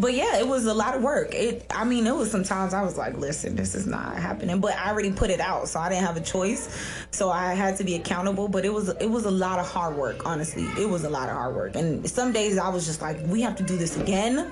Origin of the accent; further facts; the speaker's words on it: Miami, Florida, United States; growing up in Miami wasn't horrible